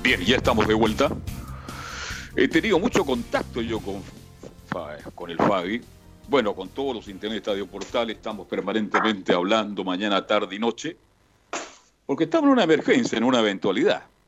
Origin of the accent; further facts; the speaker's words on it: Chile; somos así los chilenos, parte de nuestra cultura